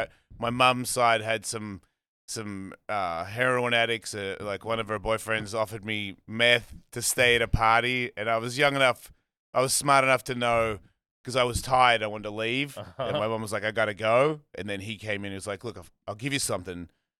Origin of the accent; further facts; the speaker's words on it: Melbourne, Victoria, Australia; Melbourne, Australia.